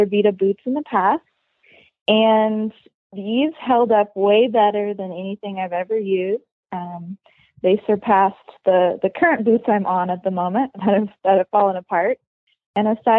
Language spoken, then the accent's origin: English; Washington, United States